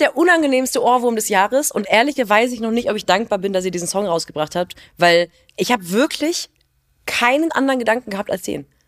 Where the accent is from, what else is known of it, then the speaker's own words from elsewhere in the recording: Rhineland, Germany; ich bin auch Rheinländerin